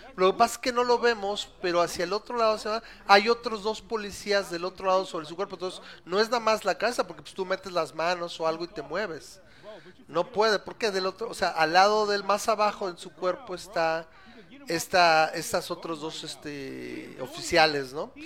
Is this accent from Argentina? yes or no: no; Mexico; educado en México